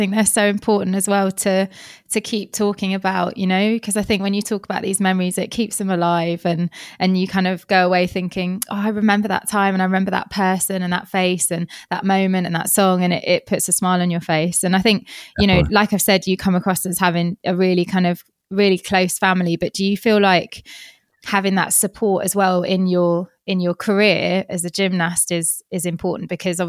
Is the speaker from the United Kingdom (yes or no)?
yes; London, United Kingdom; when I've been, you know, growing up in London and haven't got enough money for rent